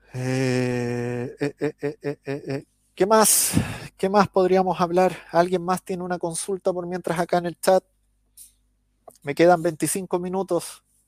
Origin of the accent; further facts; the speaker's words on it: Chile; accent: Chilean; los chilenos somos famosos por hablar rápido y modular mal.